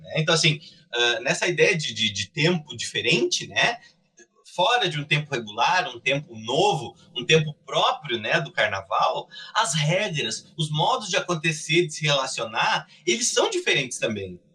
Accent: Cruz Alta, Rio Grande do Sul, Brazil; moved away as an adult; now in Pelotas, Brazil; Eu sou de Cruz Alta, né? Na verdade, eu moro em Pelotas há pouco mais de uma década mas eu sou de Cruz Alta

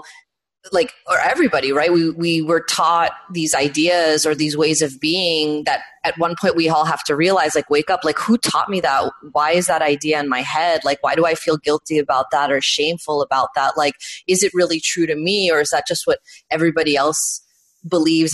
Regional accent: New York, United States; I grew up in New York

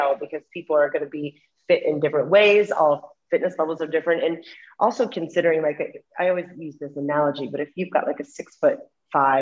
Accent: Middle America, Midwest, United States; also born or lived in New York City; now in London, United Kingdom; I am from the States. I'm from Middle America, but I haven't lived there in a very long time

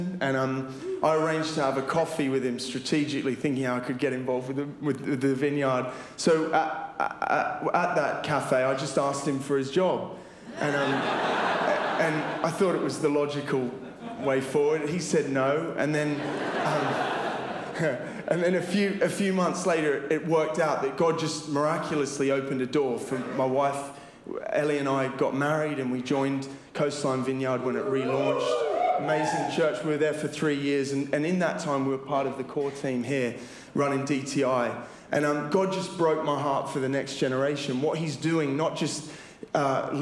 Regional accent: Sydney, New South Wales, Australia; now in United Kingdom; I'm from Sydney, Australia, and I was born there in 1987, to be exact. And I grew up in a Christian family

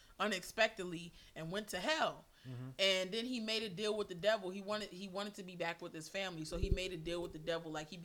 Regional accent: Baltimore, Maryland, United States; moved away; also born or lived in New York; growing up in Baltimore, you had to wear long johns under your clothes

